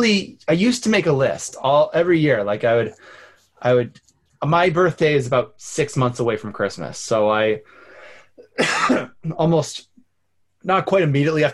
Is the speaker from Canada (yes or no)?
yes; Canada; I'm Canadian